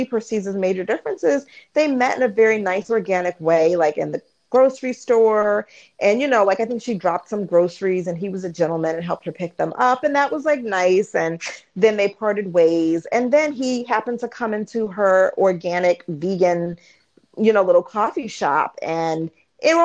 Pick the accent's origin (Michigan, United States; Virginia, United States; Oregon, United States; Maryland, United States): Maryland, United States; Baltimore, DC area; Like Baltimore, DC area, it's where I'm from.